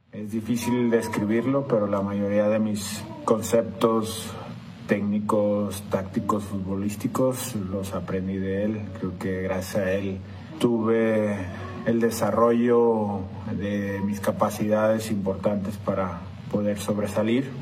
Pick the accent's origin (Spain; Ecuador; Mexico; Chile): Mexico; Como mexicano